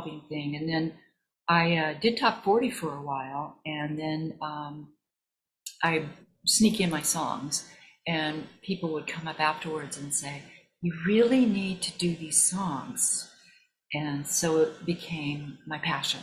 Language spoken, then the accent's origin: English; Missouri, United States; That was another part of our life growing up in Missouri